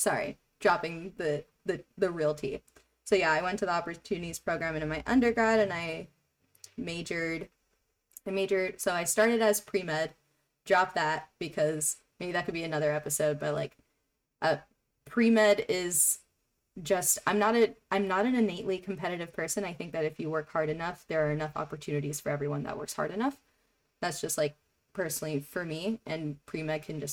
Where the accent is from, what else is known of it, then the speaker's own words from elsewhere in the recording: New York City, New York, United States; I grew up in Jackson Heights, Queens